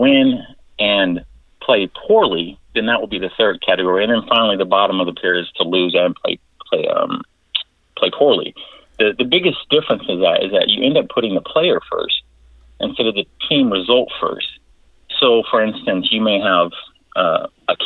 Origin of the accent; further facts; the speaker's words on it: Southern California, United States; I am from Southern California